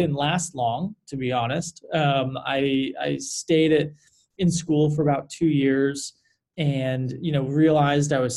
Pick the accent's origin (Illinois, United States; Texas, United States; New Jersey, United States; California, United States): California, United States; San Francisco; I was born and raised out in the Sunset